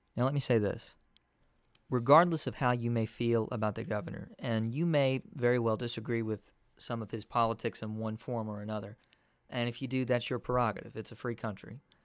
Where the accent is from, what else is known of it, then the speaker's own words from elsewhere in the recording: Kentucky, United States; the state of Kentucky, my home state